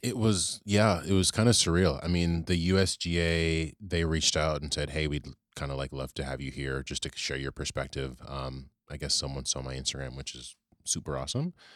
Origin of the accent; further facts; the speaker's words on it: Richmond, Virginia, United States; now in New York City, United States; I grew up in Virginia, actually, in Richmond